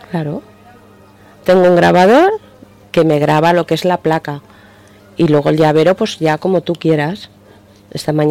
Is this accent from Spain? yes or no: yes; Teruel, Aragon, Spain; now in Alicante, Spain; después de 11 años Alicante, pero ahora parece que, que arranco más con Alicante, Teruel, por supuesto, mi tierra, mi segunda tierra.